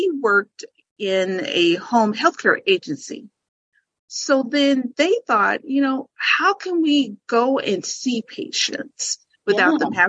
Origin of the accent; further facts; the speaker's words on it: Nebraska, United States; also born or lived in Tokyo, Japan; so then I was raised here. I was actually born overseas while my dad was in the military.